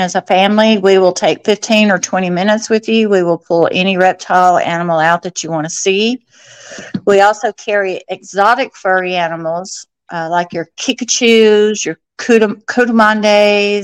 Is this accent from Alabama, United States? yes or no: yes; Alabama, United States; moved away as an adult; also born or lived in Florida; I'm originally from Alabama